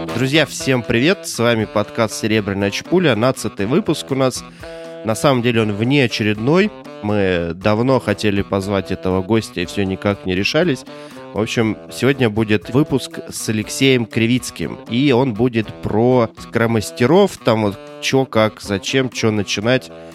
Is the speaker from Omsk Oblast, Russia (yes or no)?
yes; Omsk, Omsk Oblast, Russia; Я из Омска